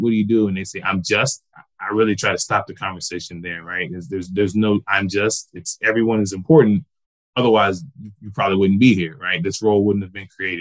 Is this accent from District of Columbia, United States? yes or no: no; Georgia, United States; moved away as an adult; also born or lived in Des Moines, Iowa / Tampa; I'm originally from Georgia